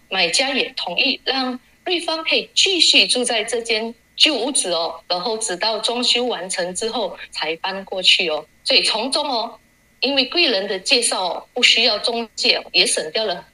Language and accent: Chinese; Malaysia; 我是来自马来西亚的